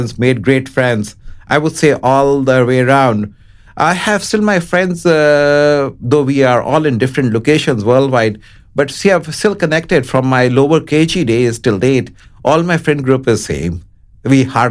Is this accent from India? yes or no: yes; Jammu, Jammu and Kashmir, India; also born or lived in Srinagar; I am from Jammu. It's a beautiful city in Himalayas in northern Jammu and Kashmir.